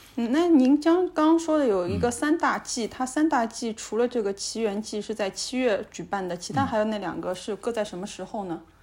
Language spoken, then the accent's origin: Chinese; China; 我们中国人会有一些神仙什么的